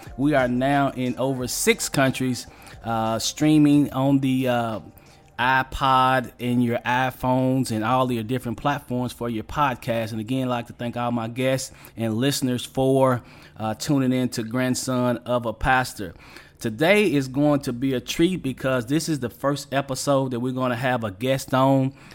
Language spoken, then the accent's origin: English; Western Kentucky, United States; my hometown down in Western Kentucky